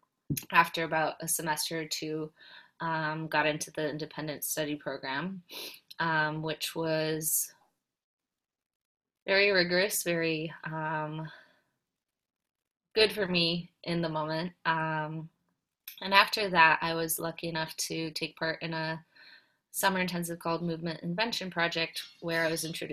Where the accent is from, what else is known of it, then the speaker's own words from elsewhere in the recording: Poland; I was born and raised in Poland